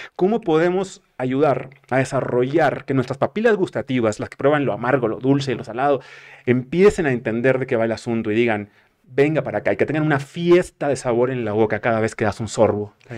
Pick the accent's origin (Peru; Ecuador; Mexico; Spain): Mexico; northern Mexico; moved away; consumía como buen norteño